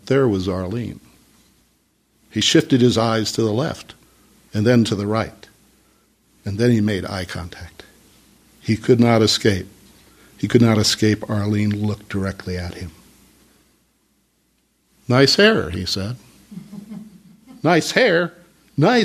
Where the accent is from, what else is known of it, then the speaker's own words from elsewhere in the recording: Kansas City, Missouri, United States; moved away; I come from Kansas City